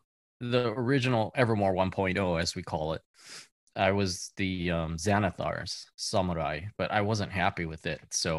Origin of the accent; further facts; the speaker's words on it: Hawaii, United States; moved away as an adult; also born or lived in California; I always wanted to play growing up in Hawaii, but none of my friends were nerdy enough to get into it. So I never got to play till I went to UC Irvine.